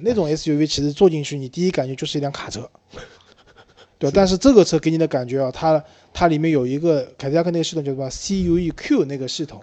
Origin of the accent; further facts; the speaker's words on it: China; 我们中国人